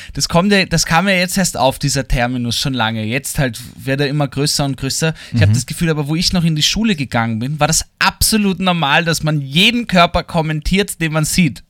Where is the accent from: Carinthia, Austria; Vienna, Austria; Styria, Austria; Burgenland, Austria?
Vienna, Austria; Für mich als Wiener